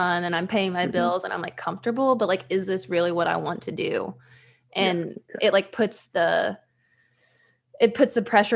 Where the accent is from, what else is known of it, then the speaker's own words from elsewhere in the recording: Fayetteville, Arkansas, United States; moved away as an adult; also born or lived in Little Rock, Arkansas; now in Los Angeles, United States; I spent, like, high school and college in Fayetteville, so I feel like I'm more from Fayetteville